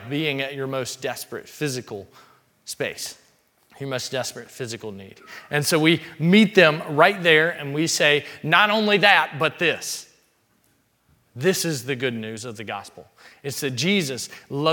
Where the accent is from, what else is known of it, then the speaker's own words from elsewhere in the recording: Mississippi, United States; we grew up in Mississippi, small town Mississippi in particular